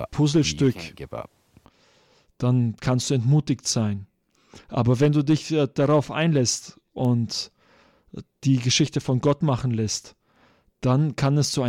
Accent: Georgia, United States; moved away; Ich wurde in Georgia geboren, im Südosten von Amerika, in der Nähe von Florida. Bin in einer großen Familie aufgewachsen, mit sechs Jungen und zwei Mädchen.

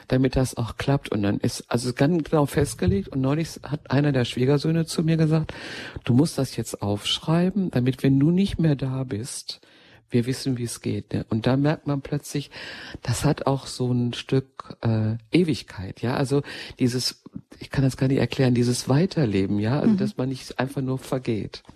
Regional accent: Ruhr area, North Rhine-Westphalia, Germany; ich stamme ja mitten aus dem Ruhrgebiet

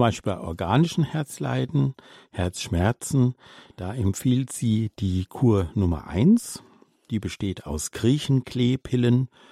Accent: Austria; als Österreicherin

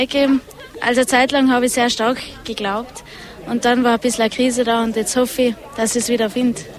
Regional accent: Obergurgl, Tyrol, Austria; komme aus dem Ötztal. Aus Obergurgel.

